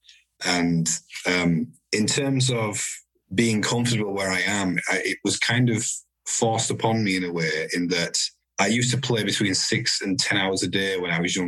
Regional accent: Huddersfield, Yorkshire and the Humber, United Kingdom; moved away as an adult; Yorkshire people have a lot of pride in being from Yorkshire. So the fact that I've moved away

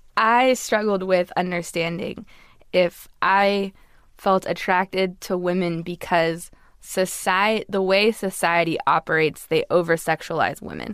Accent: Los Angeles, California, United States; I grew up in Los Angeles in a very liberal community.

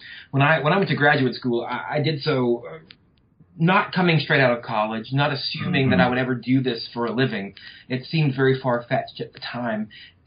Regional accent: Louisiana, United States; Well, I come from North Louisiana.

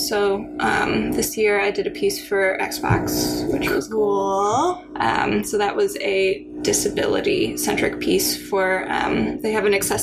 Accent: California, United States; moved away as an adult; also born or lived in Boston, Massachusetts; I'm from California, but I lived in Boston and went to school in Boston

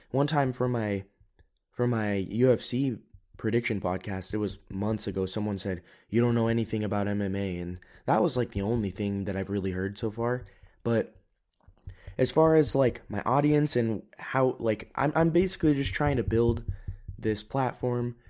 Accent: United States; now in Europe; I'm an American. I am living in Europe, but I haven't given up my citizenship

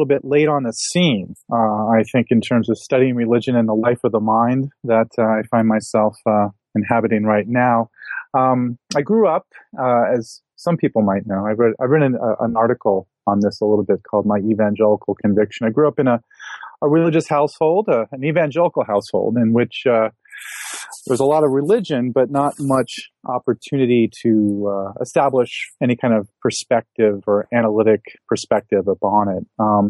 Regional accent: Akron, Ohio, United States; And I grew up in Akron, outside of Akron, Ohio, in a kind of lower middle class family.

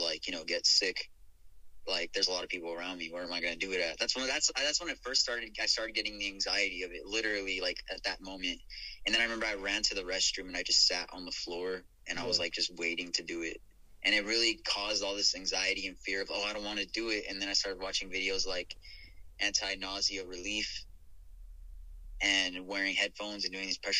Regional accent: Albuquerque, New Mexico, United States; now in Houston, United States; growing up there

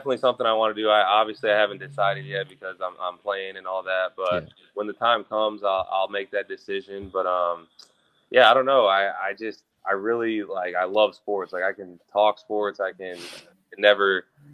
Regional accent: Florida, United States; also born or lived in Illinois; I was born in Illinois and I had moved down to Florida.

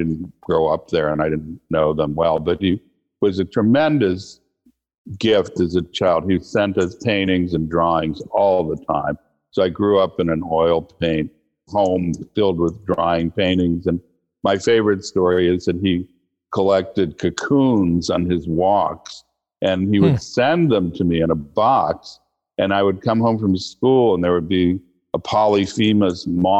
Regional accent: Bremerton, Washington, United States; also born or lived in Hawaii / Virginia / Connecticut / California; I grew up everywhere from Bremerton, Washington, where I went to high school. My dad was a career naval officer, so he was in submarines. We lived in Hawaii, Virginia, Connecticut, Washington State, California, New Hampshire.

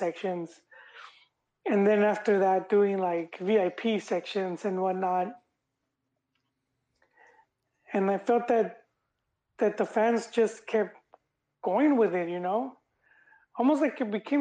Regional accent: Los Angeles, California, United States; I grew up in South

